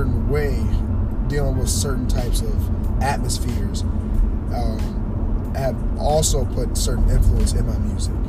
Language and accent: English; Mechanicsville, Virginia, United States; also born or lived in Richmond, Virginia / Henrico County, Virginia; I was born in Richmond, Virginia. I grew up in Hanover County, outside of, like, right in Mechanicsville area.